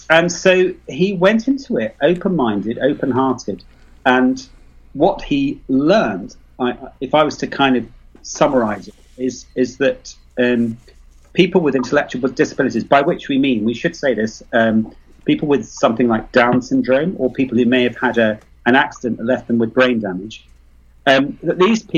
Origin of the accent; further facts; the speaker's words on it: United Kingdom; accent: British; also born or lived in Leicester; Well, I was born near London, so I'm extremely British.